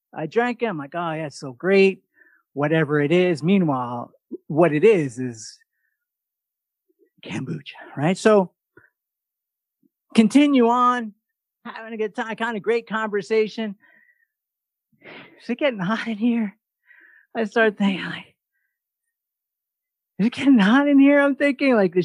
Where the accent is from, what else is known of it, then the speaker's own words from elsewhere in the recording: New York, United States; from New York